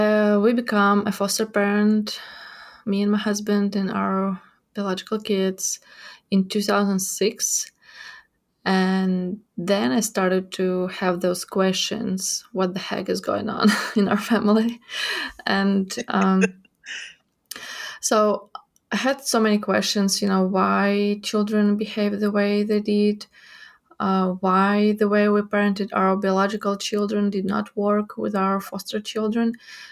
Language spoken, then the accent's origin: English; Ukraine; English is a second language; moved away as an adult; now in Fort Worth, United States; I was born and raised in Ukraine, and I lived there all my life. In 2017, I got here in Fort Worth to get my master's in developmental trauma here at TCU. And in 2018, I got back to Ukraine.